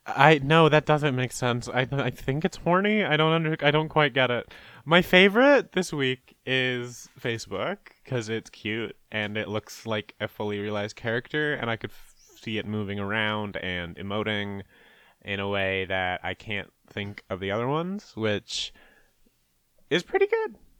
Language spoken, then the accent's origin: English; Canada; I'm Canadian